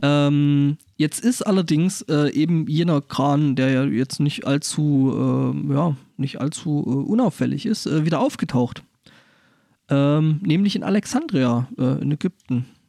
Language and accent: German; Germany; als Europäer oder speziell auch als Deutscher